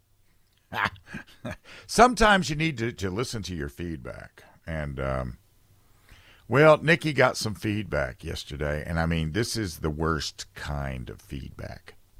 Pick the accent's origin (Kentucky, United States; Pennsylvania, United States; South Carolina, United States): South Carolina, United States; South Carolina, my home state